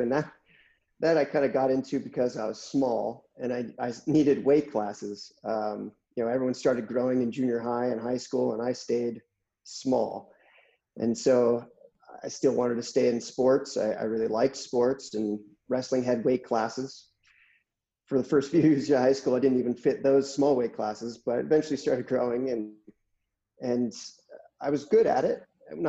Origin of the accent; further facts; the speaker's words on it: Santa Cruz, California, United States; moved away as an adult; now in San Diego, United States; So I was born and raised in Northern California